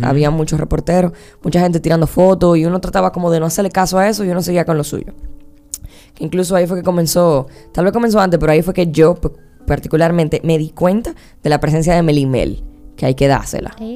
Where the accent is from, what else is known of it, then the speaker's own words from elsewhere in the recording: Dominican Republic; aquí en mi país, aquí en mi generación